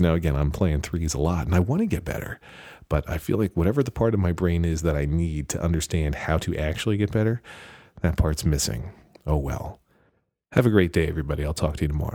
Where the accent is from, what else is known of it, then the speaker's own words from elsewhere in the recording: United States; I'm American